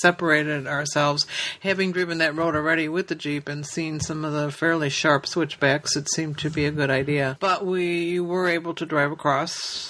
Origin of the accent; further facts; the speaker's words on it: Midwest, United States; as a Midwesterner I had never even heard of till we came out here the first time